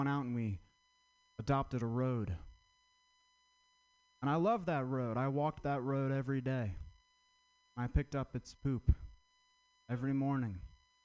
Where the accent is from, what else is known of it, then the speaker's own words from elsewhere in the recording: Vermont, United States; I'm from Vermont